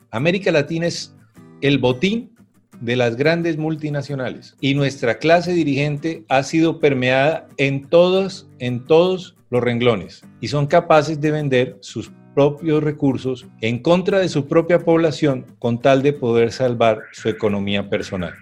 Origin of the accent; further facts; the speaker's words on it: Colombia; aquí lo que tuvimos en Colombia